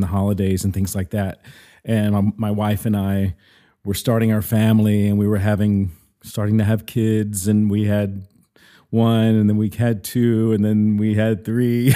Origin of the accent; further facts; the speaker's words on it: Mississippi, United States; also born or lived in New York; now in Nashville, United States; I grew up in the South originally. I'm originally from Mississippi.